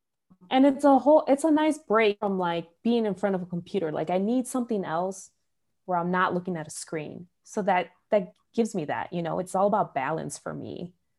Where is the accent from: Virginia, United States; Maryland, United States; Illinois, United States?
Illinois, United States; Chicago; I think part of it is from growing up in Little Village